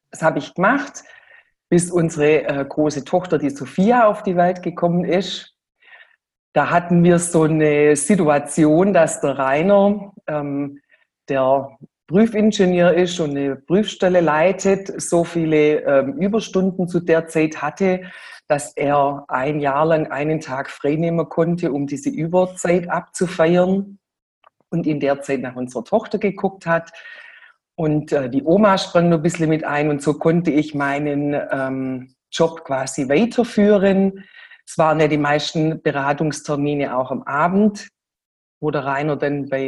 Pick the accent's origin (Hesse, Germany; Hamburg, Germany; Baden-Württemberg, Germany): Baden-Württemberg, Germany; ein ganz schwäbischer Name. Wir kommen auch aus dem Schwabenländle in der Nähe von Stuttgart.